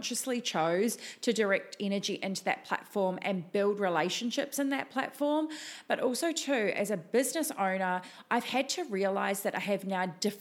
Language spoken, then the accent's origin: English; New Zealand; moved away as an adult; now in Gold Coast, Australia; I have a little bit of an accent, and I am originally from New Zealand.